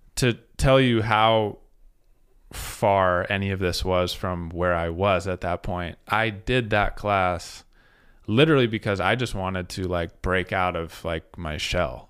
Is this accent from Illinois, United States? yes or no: no; Salt Lake City, Utah, United States; moved away as an adult; also born or lived in New Jersey / Portland, Oregon; now in Spokane, United States; I grew up in Salt Lake